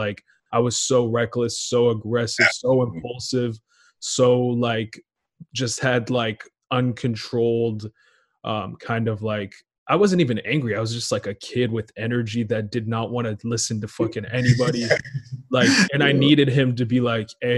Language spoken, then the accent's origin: English; Portland, United States; also born or lived in Israel; I was born in Israel. And then when I was seven, I moved to like Portland, but I stayed out there for a while.